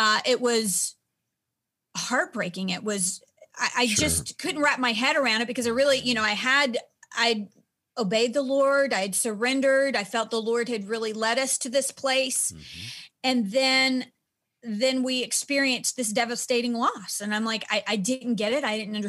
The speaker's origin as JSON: {"language": "English", "town": "Nashville", "region": "Tennessee", "country": "United States", "said": "I'm from Nashville"}